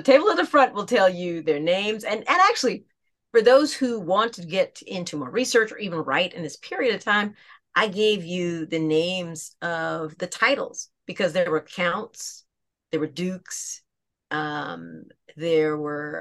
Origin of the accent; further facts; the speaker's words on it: Aiken, South Carolina, United States; I'm from Aiken, South Carolina